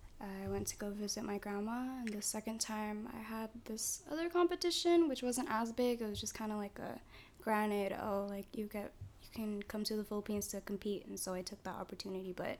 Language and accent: English; Santa Clara, California, United States; I was born in Santa Clara, in the Kaiser. Like, I've never really moved